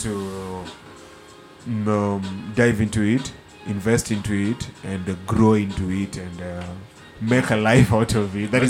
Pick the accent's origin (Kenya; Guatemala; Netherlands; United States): Kenya; Nyanza; I'm from Nyanza, the southern part. It's really green up there.